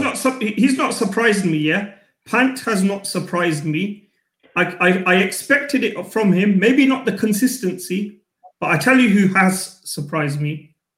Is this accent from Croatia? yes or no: no; India; growing up, what did we miss as Indian fans?